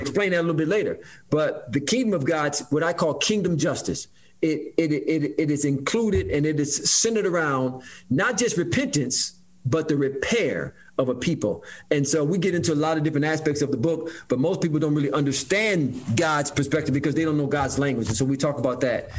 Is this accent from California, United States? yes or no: no; Detroit, Michigan, United States; growing up uh, in Detroit, Michigan, I grew up right in Detroit, brother Mike, uh, on the east side of Detroit